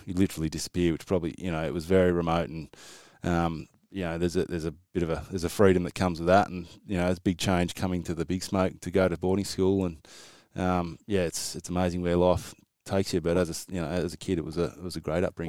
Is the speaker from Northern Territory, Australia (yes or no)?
yes; Northern Territory, Australia; moved away; also born or lived in South Australia; I grew up in the Northern Territory as a kid, so and quite remote